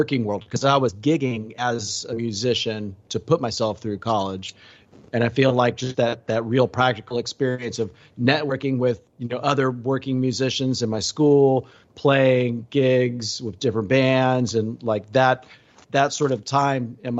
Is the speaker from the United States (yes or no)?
yes; Houston, Texas, United States; I grew up in Texas, in Houston area